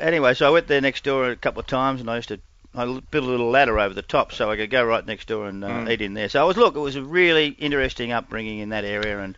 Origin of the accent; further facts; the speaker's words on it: Perth, Western Australia, Australia; born there; No, I was born in Perth.